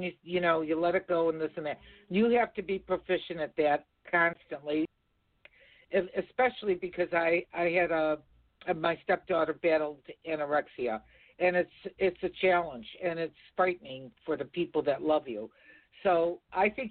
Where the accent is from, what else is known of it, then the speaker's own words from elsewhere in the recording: Chicago, Illinois, United States; I'm a girl from Chicago